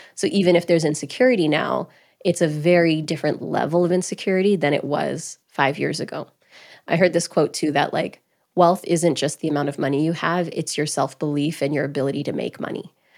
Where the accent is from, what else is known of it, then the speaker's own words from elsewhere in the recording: Grande Prairie, Alberta, Canada; moved away; also born or lived in New York; I was born and raised in Grand Prairie, Alberta